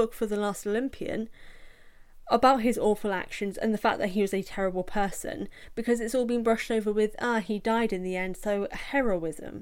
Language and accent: English; United Kingdom; accent: British; I'm British, as you can tell from this accent